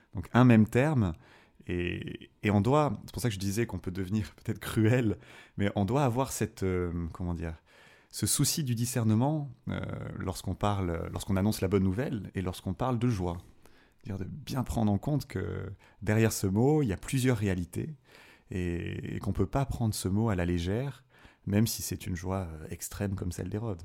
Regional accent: south of France, France; moved away as an adult; now in Fribourg, Switzerland; je suis originaire du, sud de la France, d'un petit village

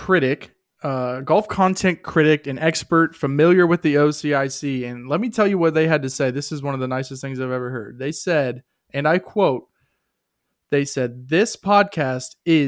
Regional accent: Columbus, Ohio, United States; I'm from Columbus. I live in Columbus. I grew up in Columbus

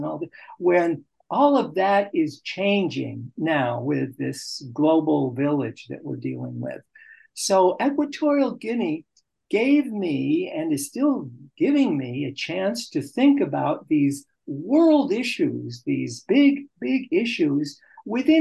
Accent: United States; as an American

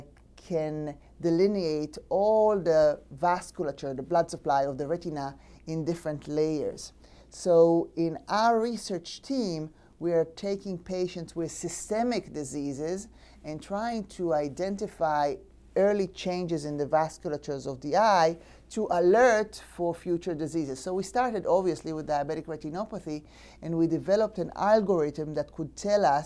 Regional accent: Israel; moved away; I'm from born and raised in Israel.

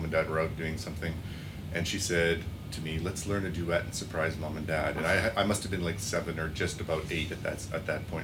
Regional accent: Regina, Saskatchewan, Canada; also born or lived in Germany; I grew up in Regina

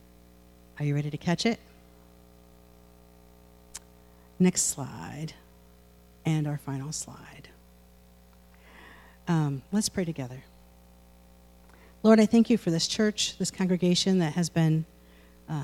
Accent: United States

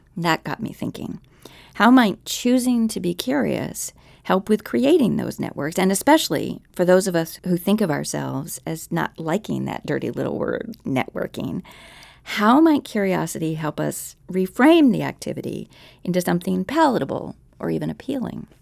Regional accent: Philadelphia, Pennsylvania, United States; now in Arlington, United States; We did a day trip to my hometown for the Megapolis Audio Festival

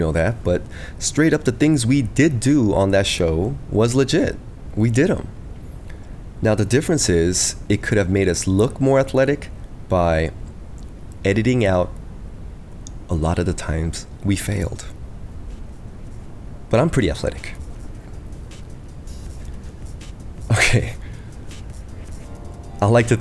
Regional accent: United States; I'm from the States, and I'm the youngest in my family

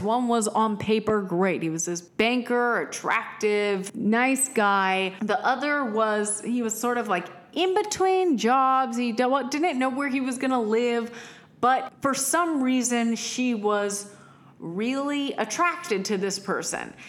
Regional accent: Austin, Texas, United States; we are from Austin

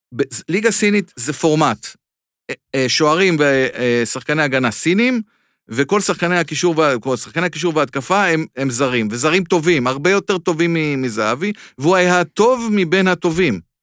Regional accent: Israel; אני מישראל

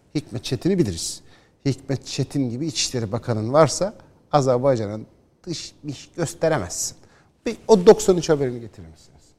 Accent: Istanbul, Turkey; Ben doğma ve Eyüpliyim.

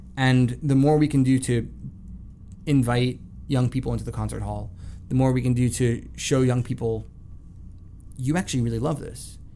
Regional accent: South Florida, United States; moved away; I grew up in South Florida

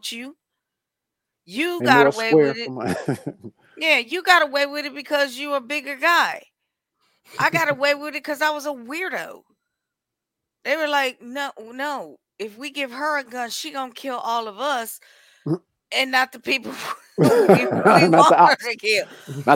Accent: Milwaukee, Wisconsin, United States; From the heart of Milwaukee.

